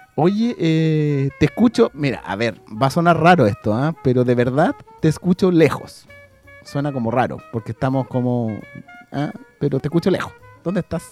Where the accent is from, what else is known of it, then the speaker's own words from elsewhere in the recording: Chile; A los chilenos siempre se nos pega cuando vamos para todos lados